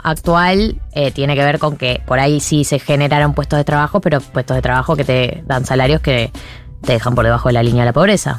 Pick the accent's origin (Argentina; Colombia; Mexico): Argentina; somos argentina